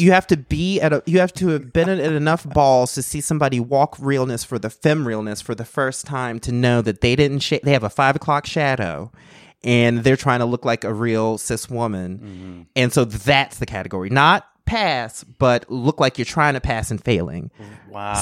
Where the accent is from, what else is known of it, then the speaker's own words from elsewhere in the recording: North Carolina, United States; I grew up in North Carolina